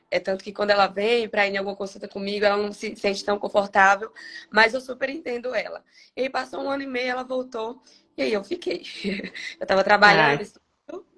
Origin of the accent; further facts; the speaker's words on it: Eunápolis, Bahia, Brazil; now in Governador Valadares, Brazil; É, sou da Bahia, sou de Anápolis. Para quem não conhece, Anápolis é próximo a Porto Seguro, uns 30, 40 minutos.